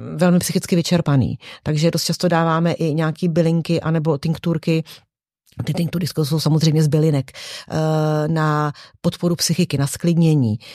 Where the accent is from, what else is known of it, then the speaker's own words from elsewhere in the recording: České Budějovice, South Bohemian Region, Czechia; also born or lived in Prague; sice pracuji v Praze, ale jsem z Českých Budějovic